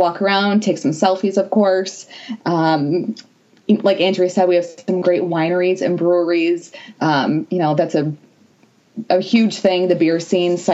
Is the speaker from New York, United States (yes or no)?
yes; Niagara Falls, New York, United States; I was born and raised in Niagara Falls